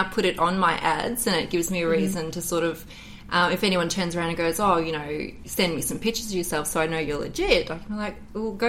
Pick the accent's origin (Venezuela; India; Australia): Australia; I am an Australian porn star, producer, femdom mistress. And escort.